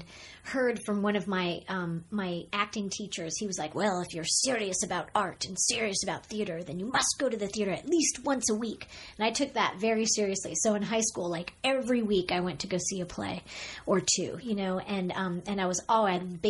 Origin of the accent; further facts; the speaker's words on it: New York City, New York, United States; also born or lived in Montreal; I grew up in New York City